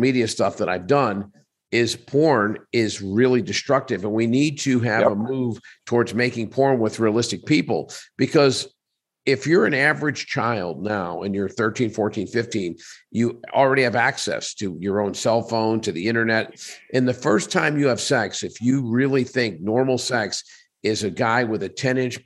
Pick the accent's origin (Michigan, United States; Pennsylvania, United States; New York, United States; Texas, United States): Pennsylvania, United States; Pittsburgh; now in Las Vegas, United States; I'm from Pittsburgh.